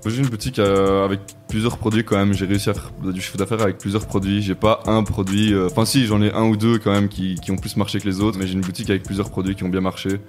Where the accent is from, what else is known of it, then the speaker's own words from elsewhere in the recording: Namur, Wallonia, Belgium; je viens de Belgique, Namur précisément